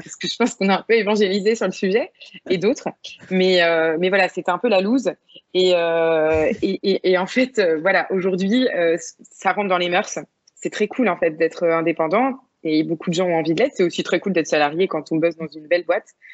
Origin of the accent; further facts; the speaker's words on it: Vannes, Brittany, France; moved away as an adult; now in Bordeaux, France; j'ai grandi vraiment en Bretagne Sud, du côté de Vannes